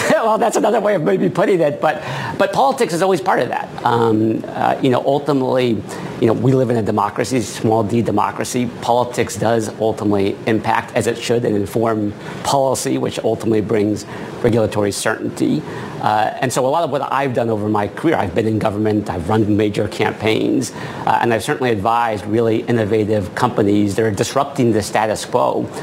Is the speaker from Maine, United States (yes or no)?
yes; Maine, United States; I grew up in Maine